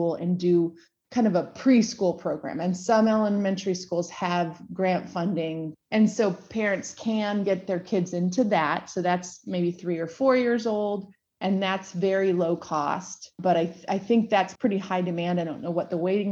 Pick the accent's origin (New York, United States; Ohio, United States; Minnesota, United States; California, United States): Minnesota, United States; moved away; also born or lived in Lawrence, Kansas; I was born in Minnesota, went through public school, and then moved to Lawrence, Kansas